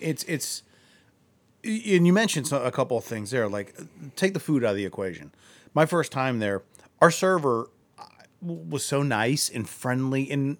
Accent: Akron, Ohio, United States; I mentioned I'm from Akron.

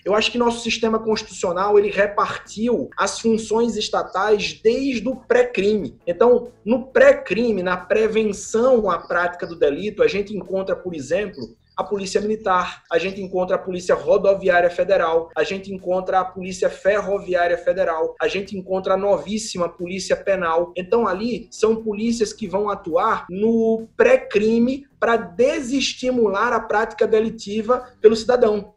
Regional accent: Aracaju, Sergipe, Brazil; eu sou natural daqui de Aracaju, Sergipe

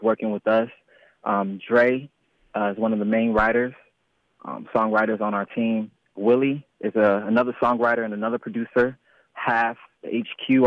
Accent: New Jersey, United States; now in Atlanta, United States; I was born and raised in New Jersey. I moved down here to Atlanta

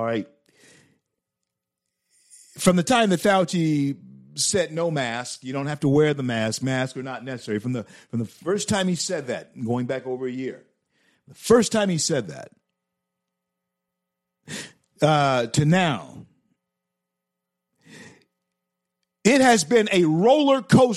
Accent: Shreveport, Louisiana, United States; I grew up on Milam Street, Shreveport, Louisiana

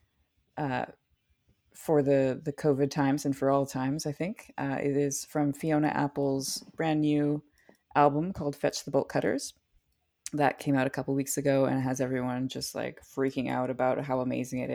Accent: Hillsborough, New Brunswick, Canada; now in Montreal, Canada; my hometown of Hillsborough, New Brunswick

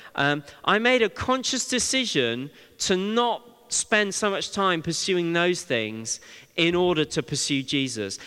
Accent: Bristol, South West England, United Kingdom; when I was young, growing up in Bristol

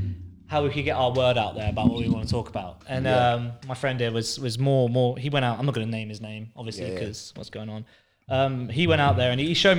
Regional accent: Peterborough, East of England, United Kingdom; I'm from Peterborough, man.

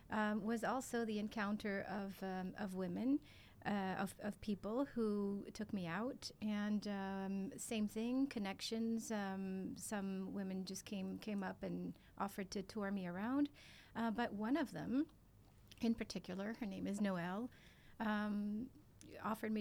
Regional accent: France; moved away as an adult; also born or lived in Zurich, Switzerland; now in Singapore; I am French.

